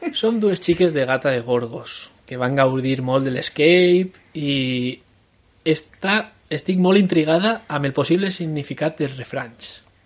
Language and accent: Catalan; La Torre de les Maçanes, Valencian Community, Spain; now in Madrid, Spain; m'ha criat, criat a, eh, al poblet de la Torre de les Massanes